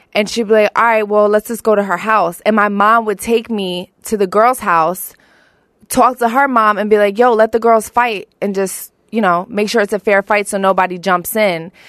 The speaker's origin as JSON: {"language": "English", "town": "Philadelphia", "region": "Pennsylvania", "country": "United States", "tie": "born or raised there", "also_born_or_lived": "Colorado Springs, Colorado", "said": "I grew up in South Philly. I'm a hometown Philly girl"}